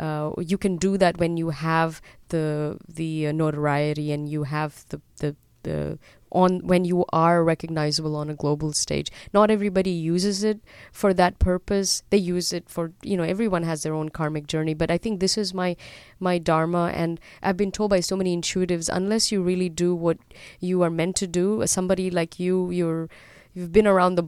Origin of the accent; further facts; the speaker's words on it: Dubai, United Arab Emirates; born there; moved away; also born or lived in Europe / Australia; I was born in Dubai, and then my family moved to Europe before they moved to Australia.